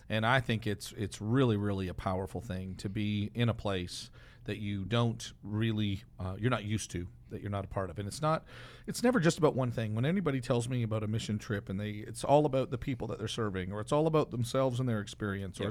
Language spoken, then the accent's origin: English; Canada; I'm Canadian